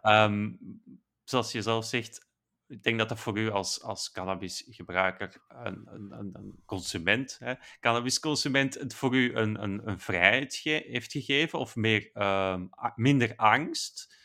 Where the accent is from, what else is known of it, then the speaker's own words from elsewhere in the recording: Belgium; als Belg